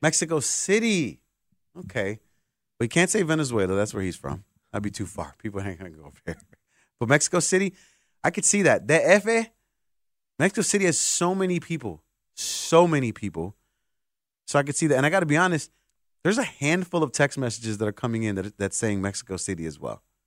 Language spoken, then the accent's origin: English; Puerto Rico; my island of Puerto Rico